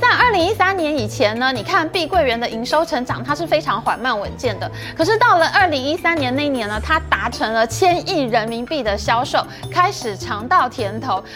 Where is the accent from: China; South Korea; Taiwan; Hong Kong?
Taiwan; 我们台湾人还可以住回去那个原本新盖好的社区